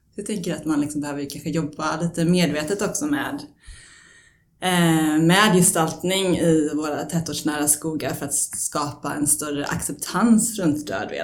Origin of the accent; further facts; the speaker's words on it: Sweden; now in Stockholm, Sweden; den gård jag är uppvuxen på i Småland